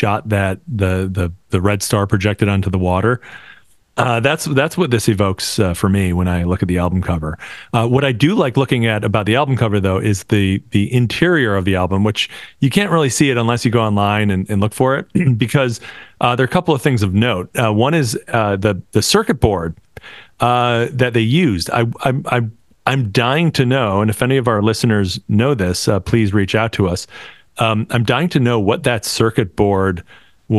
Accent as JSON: {"language": "English", "town": "Buffalo", "region": "New York", "country": "United States", "tie": "born or raised there", "said": "We grew up in Buffalo"}